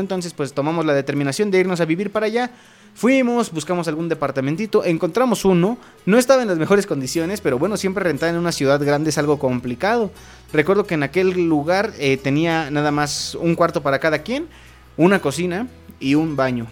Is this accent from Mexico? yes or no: yes; Acambay, State of Mexico, Mexico; los dos somos de aquí de Acambay